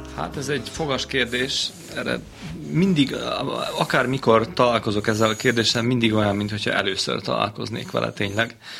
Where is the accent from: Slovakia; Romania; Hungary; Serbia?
Serbia; Senta, Vojvodina; Zentán nőttem fel az első pár évben